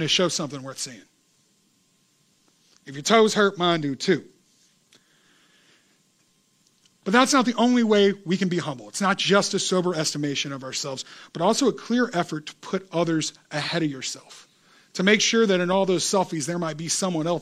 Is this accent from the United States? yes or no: yes; United States; I grew up in America